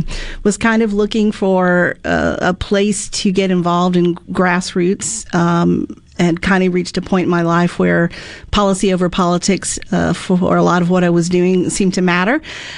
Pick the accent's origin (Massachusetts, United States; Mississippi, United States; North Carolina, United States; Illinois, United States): Mississippi, United States; also born or lived in Florida; back at after a few years in Florida and back in Mississippi, my home state